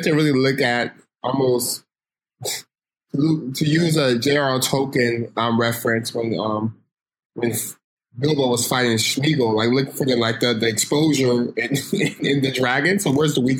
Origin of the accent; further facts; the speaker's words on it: Stockton, California, United States; growing up in Stockton, how that informs my worldview